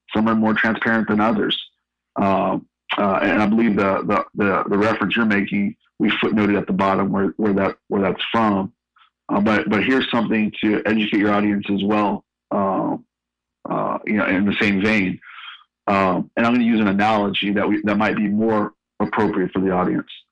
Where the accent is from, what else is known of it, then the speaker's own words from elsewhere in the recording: San Francisco Bay Area, California, United States; moved away as an adult; also born or lived in Sacramento; now in Louisville, United States; I, am a Northern California native, born and raised in the San Francisco Bay Area, and been in Louisville for five years.